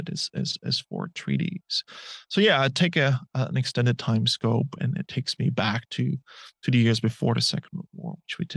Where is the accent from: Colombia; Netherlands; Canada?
Netherlands; southern Netherlands; now in Melbourne, Australia; the place where I grew up, which is in the south of the Netherlands